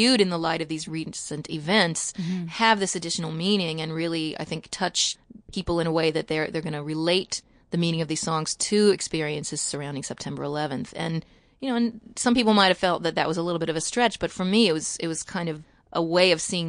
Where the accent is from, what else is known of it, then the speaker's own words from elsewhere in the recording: Kentucky, United States; now in Sullivan County, New York, United States; I grew up in Kentucky and, you know, in a small town